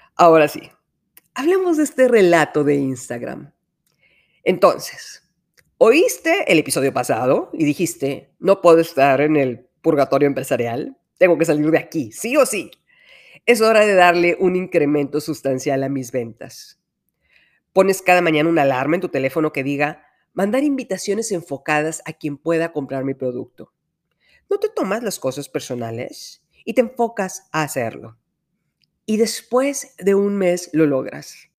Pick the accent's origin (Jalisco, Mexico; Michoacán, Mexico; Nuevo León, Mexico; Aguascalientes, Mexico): Nuevo León, Mexico; Monterrey; de aquí soy.